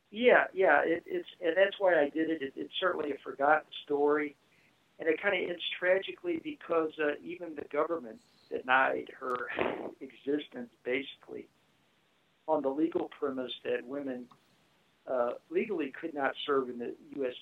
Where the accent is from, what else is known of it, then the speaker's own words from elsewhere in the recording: St. Louis, Missouri, United States; I grew up in the St. Louis area